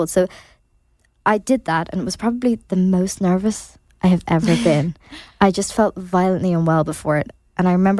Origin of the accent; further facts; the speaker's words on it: Ireland; as Irish people